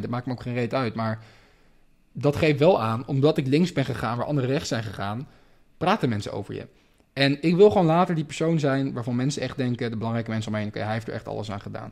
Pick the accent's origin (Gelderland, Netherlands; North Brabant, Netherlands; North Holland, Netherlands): North Holland, Netherlands; Amsterdam; moved away as an adult; now in Spain; ik ben in Amsterdam geboren